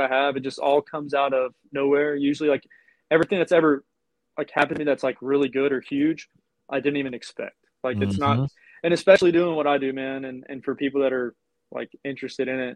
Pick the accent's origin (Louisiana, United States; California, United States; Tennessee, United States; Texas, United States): Texas, United States; Gainesville; also born or lived in Eureka, Texas; now in Conroe, United States; we grew up in Gainesville, which is like really close to the Texas-Oklahoma border